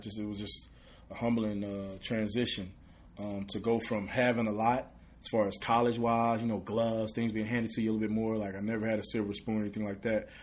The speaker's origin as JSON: {"language": "English", "town": "Redwater", "region": "Texas", "country": "United States", "also_born_or_lived": "Texarkana, Arkansas", "moved": "as an adult", "lives_now": "Houston, United States", "said": "Where I'm from is Redwater, Texas. Um, population about a thousand and nineteen people, literally in the woods, one stoplight"}